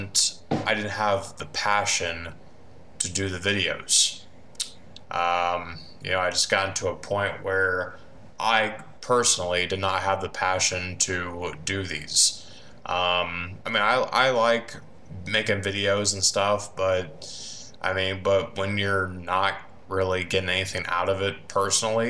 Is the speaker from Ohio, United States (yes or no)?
yes; Van Wert, Ohio, United States; I am from Vanwart, Ohio. I've basically lived here all my life, pretty much.